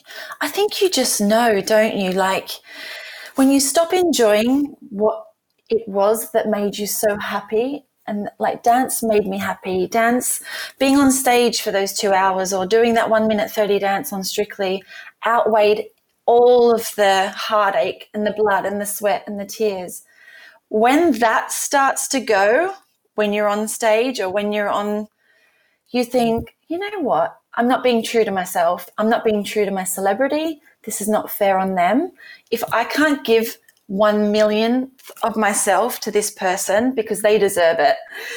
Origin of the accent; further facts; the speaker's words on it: Australia; moved away; You know, I moved from Australia in 2009, and it was just me and my dance shoes.